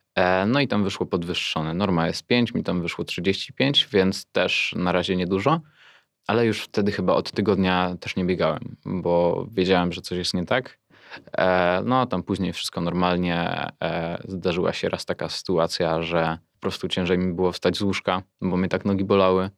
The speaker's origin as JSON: {"language": "Polish", "area": "near Pszczyna", "region": "Silesian Voivodeship", "country": "Poland", "said": "Okolice Pszczyny. Tam też blisko jest Oświęcim w sumie."}